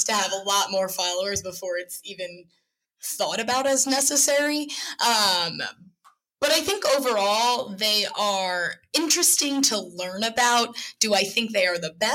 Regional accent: New York, United States; moved away; I'm from New York

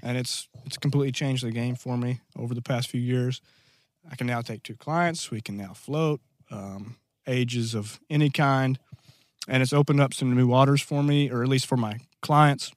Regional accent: Black Rock, Arkansas, United States; I'm originally from a little town, um, of Black Rock.

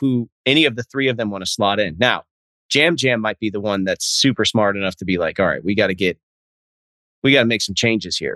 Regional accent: Nebraska, United States; I'm from Nebraska

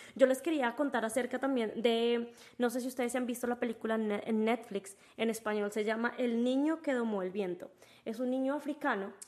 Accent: Colombia; moved away; yo soy colombiana y en mi tierra hay negros

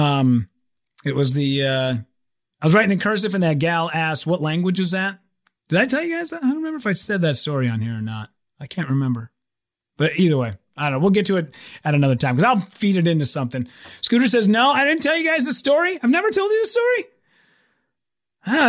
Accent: United States; I'm so American. I'm so white and so American

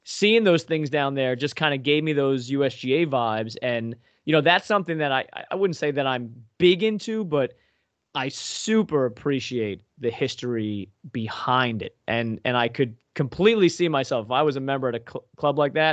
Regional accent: Long Island, New York, United States; now in Northeast Pennsylvania, United States; I grew up on Long Island

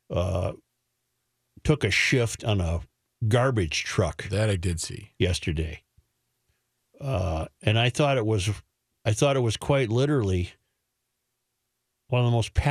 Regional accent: Hibbing, Minnesota, United States; now in Jacksonville, United States; So, yeah, I'm originally from Hibbing, but down here, uh, 34 degrees.

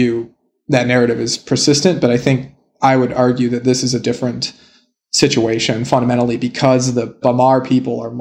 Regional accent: United States; I'm an American

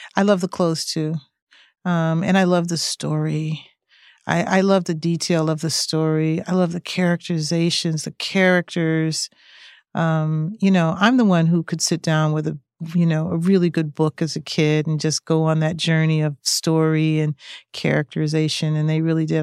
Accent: East Coast, United States; I grew up on the East Coast

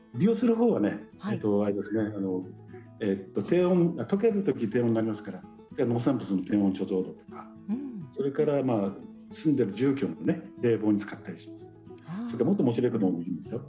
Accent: Sapporo, Hokkaido, Japan; 生まれ育ったのが、えーと、札幌の、まあ、中心近いところ

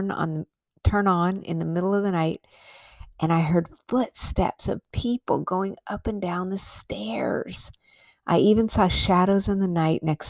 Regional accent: Albuquerque, New Mexico, United States; also born or lived in Colorado Springs, Colorado; I grew up in Albuquerque, New Mexico

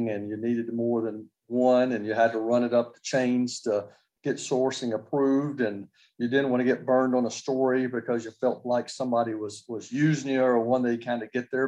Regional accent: Nashville, Tennessee, United States; I grew up in Nashville

